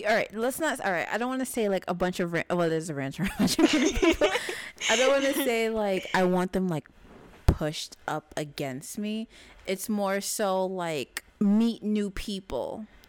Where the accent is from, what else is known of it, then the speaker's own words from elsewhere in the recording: New York City, New York, United States; we are from New York. We are based in New York